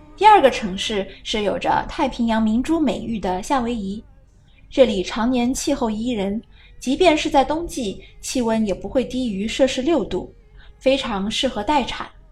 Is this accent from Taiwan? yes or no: no; China; 还有没有哪里是有潜力成为我们中国人赴美生子的热门目的地呢？